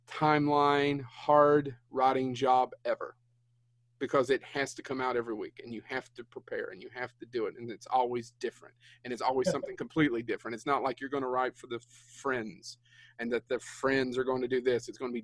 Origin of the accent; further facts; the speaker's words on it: Kentucky, United States; even though we're from Kentucky